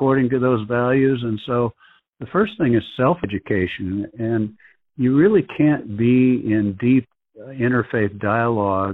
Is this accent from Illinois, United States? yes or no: yes; Woodstock, Illinois, United States; moved away; also born or lived in Kansas City; my hometown of Woodstock, Illinois